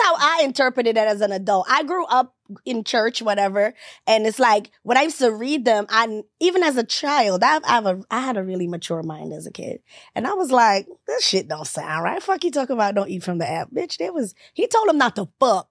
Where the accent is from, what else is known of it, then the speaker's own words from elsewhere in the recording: Jamaica; moved away; I'm Jamaican